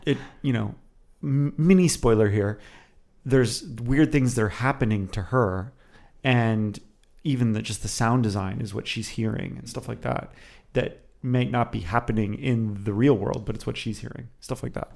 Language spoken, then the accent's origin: English; Miami, Florida, United States; moved away as an adult; now in Los Angeles, United States; I'm originally from Miami, Florida